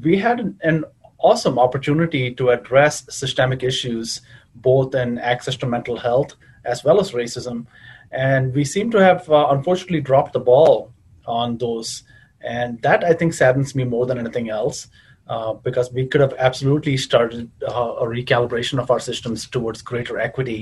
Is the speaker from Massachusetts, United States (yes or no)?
no; Chicago, Illinois, United States; moved away as an adult; now in New England, United States; the queer community that I grew up with in Chicago